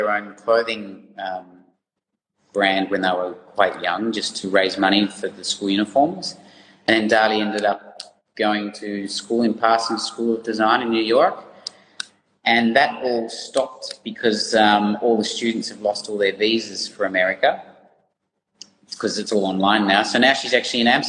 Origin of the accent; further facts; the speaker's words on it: Ballarat, Victoria, Australia; moved away as an adult; also born or lived in Netherlands; we grew up in Ballarat. It's a big monoculture there, and I love going home